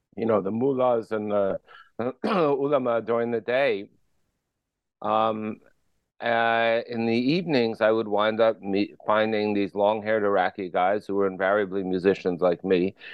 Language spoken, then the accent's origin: English; Paterson, New Jersey, United States; I grew up in Paterson, New Jersey